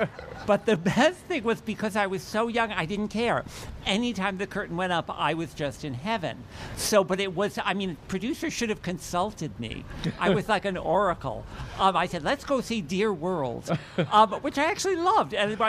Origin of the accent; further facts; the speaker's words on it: Piscataway, New Jersey, United States; I grew up in Piscataway, New Jersey, and my big Jewish family